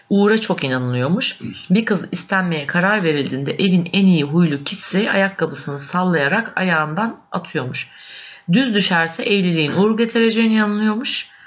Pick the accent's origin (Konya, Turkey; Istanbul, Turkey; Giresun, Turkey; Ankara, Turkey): Konya, Turkey; ben Konyalıyım